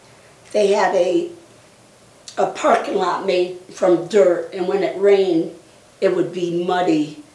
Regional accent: Bristol, Connecticut, United States; moved away; also born or lived in Waterbury, Connecticut; I was born in Bristol, Connecticut.

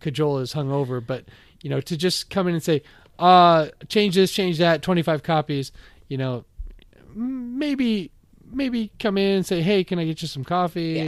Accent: Bellevue, Washington, United States; moved away as an adult; also born or lived in Florida; I grew up in Bellevue on the east side of Seattle

